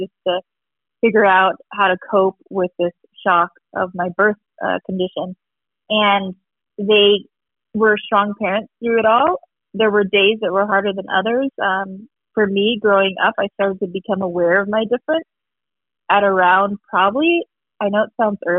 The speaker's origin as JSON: {"language": "English", "town": "Tucson", "region": "Arizona", "country": "United States", "said": "I am from Arizona. Tucson, Arizona"}